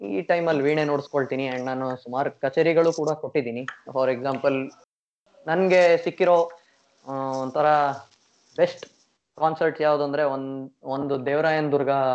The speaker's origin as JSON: {"language": "Kannada", "country": "India", "moved": "yes", "lives_now": "Taiwan", "said": "ನಮ್ಮ ಇಂಡಿಯಾಲಿ"}